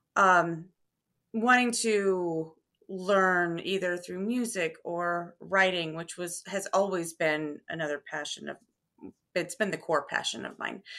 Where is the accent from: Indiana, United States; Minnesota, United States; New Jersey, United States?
Indiana, United States; Terre Haute; also born or lived in Carmel, Indiana; I grew up in Terre Haute, Indiana